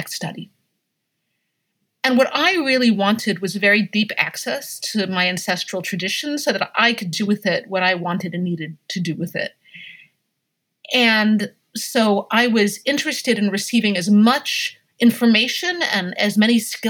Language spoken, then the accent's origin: English; Hudson Valley, New York, United States; I grew up in the Hudson Valley in New York State